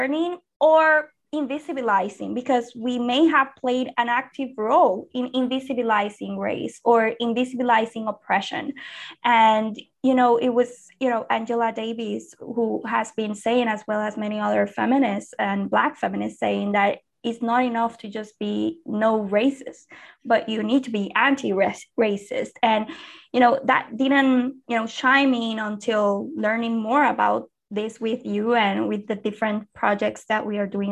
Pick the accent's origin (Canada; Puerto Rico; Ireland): Puerto Rico; I come from Puerto Rico